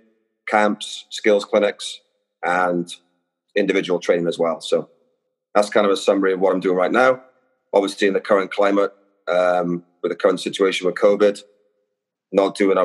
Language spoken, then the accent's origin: English; Wales, United Kingdom; moved away as an adult; now in Los Angeles, United States; I grew up in Wales and I started playing there.